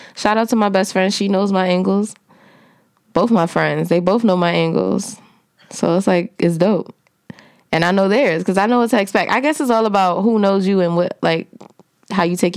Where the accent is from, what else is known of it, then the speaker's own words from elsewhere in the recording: New Jersey, United States; I'm from Jersey